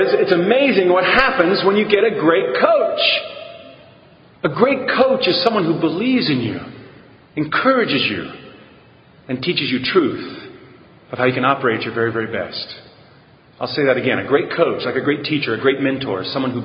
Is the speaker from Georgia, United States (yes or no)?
no; San Antonio, Texas, United States; I was born and raised in San Antonio, Texas